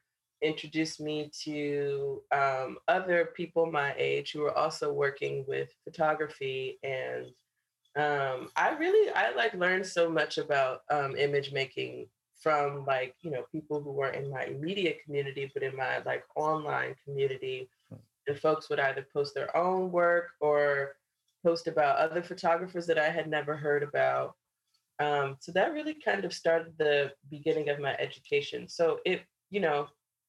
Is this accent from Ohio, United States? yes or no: yes; Cleveland, Ohio, United States; moved away as an adult; also born or lived in Chicago, Illinois; now in Brooklyn, United States; I was born and raised in Cleveland, Ohio, in the suburbs